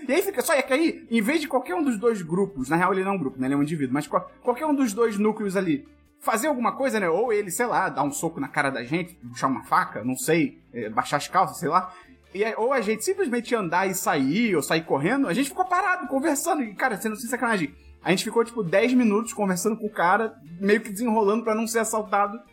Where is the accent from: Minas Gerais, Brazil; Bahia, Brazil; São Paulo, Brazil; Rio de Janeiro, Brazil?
Rio de Janeiro, Brazil; nós dois é, nascemos, fomos criados aqui no Rio de Janeiro